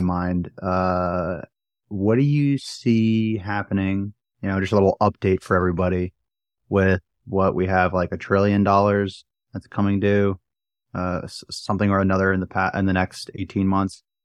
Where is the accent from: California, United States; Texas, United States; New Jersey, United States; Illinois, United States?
New Jersey, United States; moved away; I am back in my hometown. I'm in my childhood room